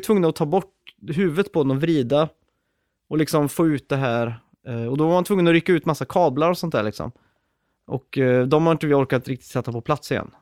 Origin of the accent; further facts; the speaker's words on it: Sweden; jag är ju född och uppväxt i Sverige